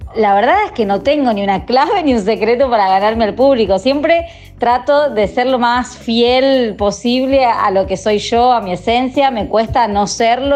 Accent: Tucumán, Argentina; soy de Tucumán, no soy porteña

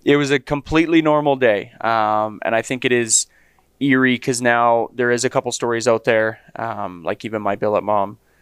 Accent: Leduc, Alberta, Canada; grew up in Leduc

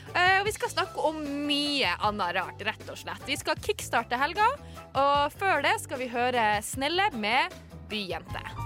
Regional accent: Tromsø, Troms, Norway; accent: Tromsø dialect; jeg er fra Tromsø

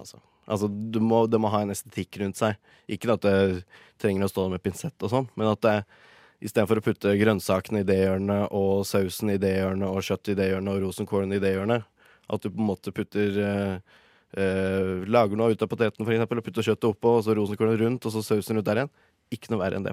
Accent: Gjøvik, Innlandet, Norway; moved away as an adult; now in Oslo, Norway; jeg kom fra Gjøvik, så jeg starta der.

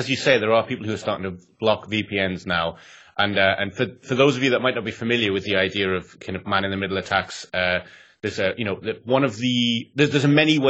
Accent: England, United Kingdom; accent: northern English; But the embarrassing thing is my accent will probably get more and more northern as the podcast goes on, because every time I do meet someone from Northern England again, it's like I never left.

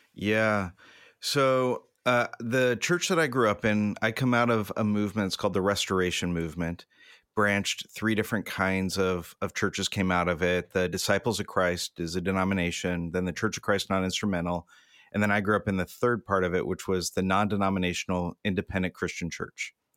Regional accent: Southern California, United States; I grew up in Southern California, I've been here my entire life

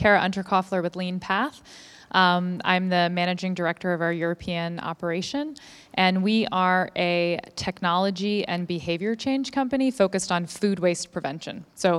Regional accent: Melbourne, Victoria, Australia; I'm from Melbourne, yeah.

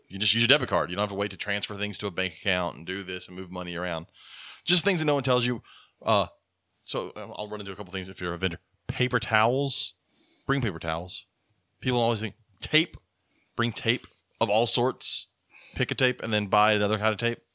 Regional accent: United States; as an American taking care of animals

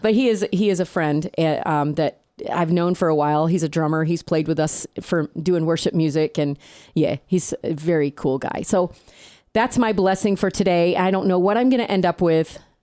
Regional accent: upstate New York, United States; accent: upstate New York; moved away; I still sound like I'm from upstate New York

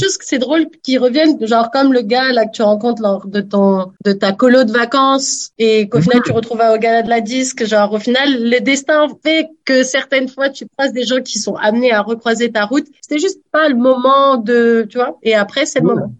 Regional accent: France; now in Canada; en tant que Française de France

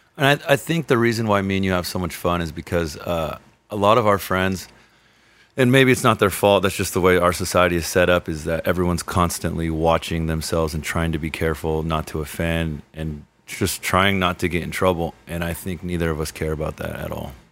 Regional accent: Redondo Beach, California, United States; also born or lived in Lomita, California; I was born here in the South Bay, just uh, just down in Lomita

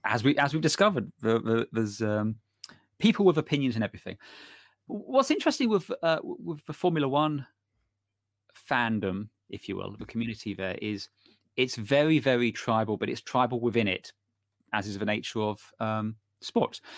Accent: United Kingdom; we're British

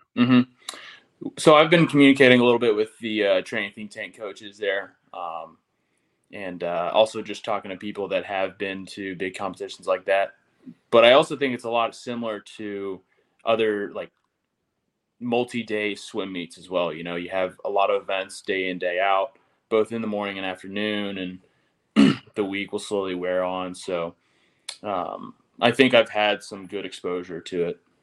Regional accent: Tennessee, United States; moved away; I'm from Tennessee

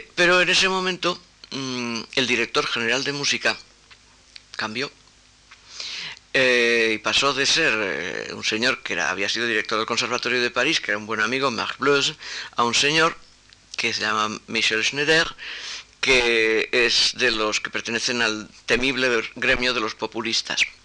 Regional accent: Spain; first language Spanish; yo soy español

